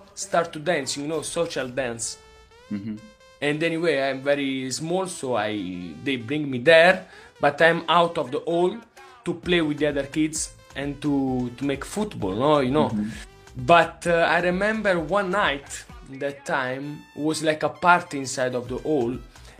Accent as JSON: {"language": "English", "town": "Naples", "region": "Campania", "country": "Italy", "second_language": "English", "said": "I'm from Napoli"}